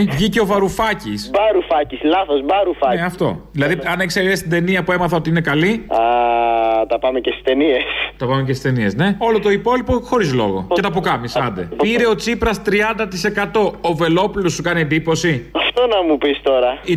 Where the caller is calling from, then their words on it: Menidi, Attica, Greece; από το Μενίδη.